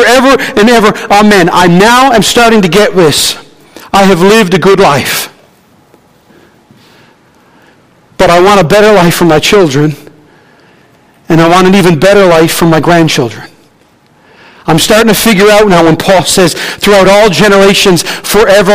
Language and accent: English; Newfoundland and Labrador, Canada; I'm a Newfoundlander.